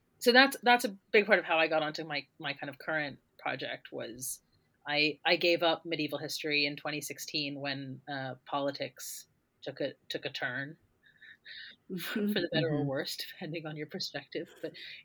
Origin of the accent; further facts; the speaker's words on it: United States; moved away as an adult; now in United Kingdom; I'm American, and I moved over here to do my undergraduate degree